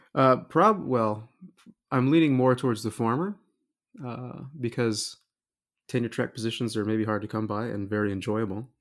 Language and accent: English; Wichita Falls, Texas, United States; moved away as an adult; also born or lived in Indiana; now in Kokomo, United States; I'm originally from Texas, uh, grew, grew up in Wichita Falls